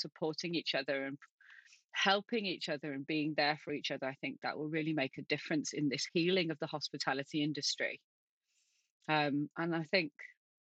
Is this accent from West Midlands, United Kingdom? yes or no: no; Manchester, North West England, United Kingdom; I'm from Manchester. I'm originally a Manchester girl.